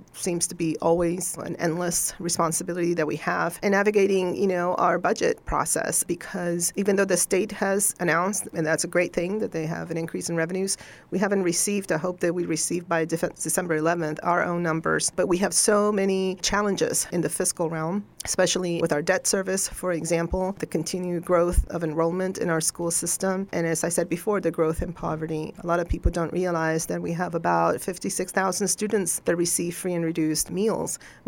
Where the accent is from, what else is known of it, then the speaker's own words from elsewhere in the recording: Venezuela; English is a second language; moved away as an adult; also born or lived in Rolla, Missouri / Columbia, Missouri; now in Montgomery County, United States; I was born and raised in Venezuela